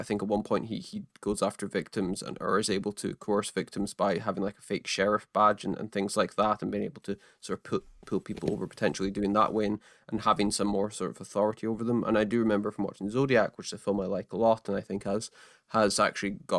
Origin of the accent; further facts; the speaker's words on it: Scottish Highlands, Scotland, United Kingdom; I grew up almost exclusively in the Scottish Highlands